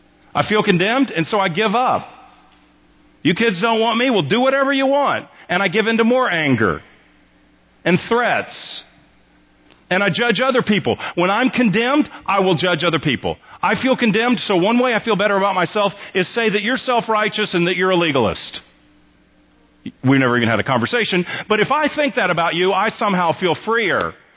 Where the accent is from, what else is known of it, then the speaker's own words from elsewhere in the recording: Texas, United States; I think of myself primarily as a Texan.